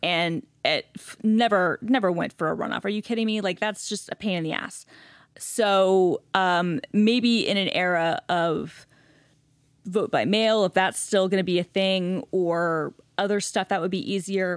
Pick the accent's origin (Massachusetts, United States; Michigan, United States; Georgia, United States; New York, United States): Georgia, United States; Gwinnett County, Metro Atlanta; moved away; growing up in Gwinnett County